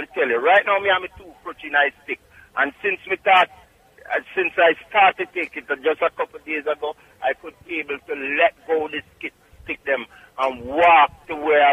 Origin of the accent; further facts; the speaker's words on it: Clark's Town, Trelawny, Jamaica; now in New York, United States; Clarkstown, Jamaica, Trelawney.